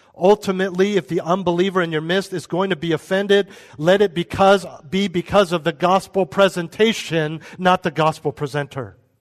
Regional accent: United States; we're American

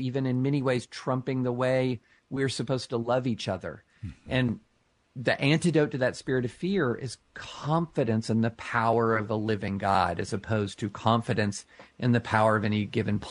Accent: Lexington, Kentucky, United States; I grew up outside of Rupp Arena, several miles outside of Rupp Arena in Lexington, Kentucky.

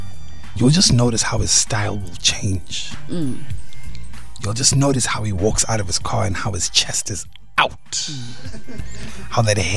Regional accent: Cape Town, Western Cape, South Africa; I'm from Cape Town. Cape Town cars increase in value.

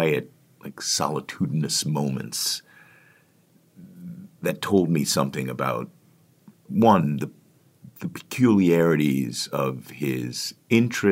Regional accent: Washington, District of Columbia, United States; Washington, D.C., which is my hometown

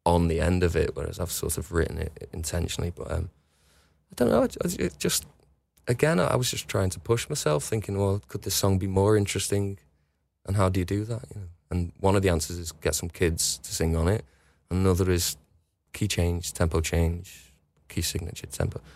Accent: West Kirby, North West England, United Kingdom; I can literally see North Wales from my bedroom window, and always have done. I grew up on the front, on the coast, and there's a river called the River Dee in between West Kirby and Wales

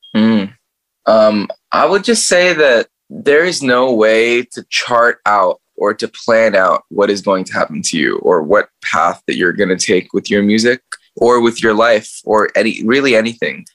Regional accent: United States; I grew up in America

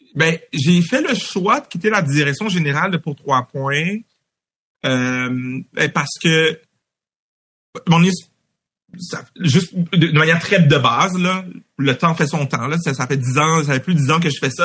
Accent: Montreal, Quebec, Canada; J'ai grandi à Anjou, moi, dans l'est de Montréal

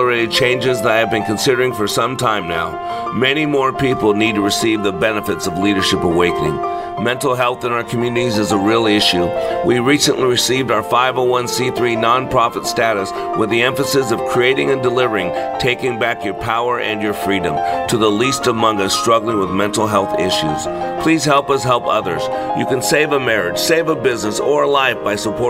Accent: Las Vegas, Nevada, United States; moved away as an adult; also born or lived in Reno, Nevada; I grew up in Las Vegas

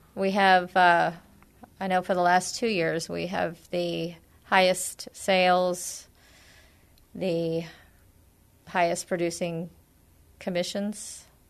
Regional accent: San Antonio, Texas, United States; also born or lived in Bandera, Texas; I grew up in San Antonio. I've been in and around the area for my entire life

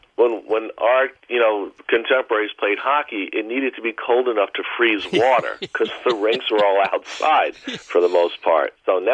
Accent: Greenwich, Connecticut, United States; now in Yorktown Heights, United States; I'm from a different generation, but, I grew up in Greenwich with Steve Young

